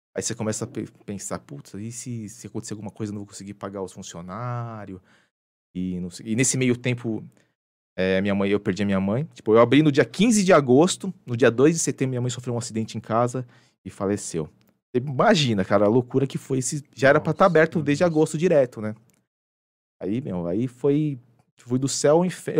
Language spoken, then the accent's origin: Portuguese; São Paulo, Brazil; also born or lived in Japan; Sou nascido e criado aqui na Zona Norte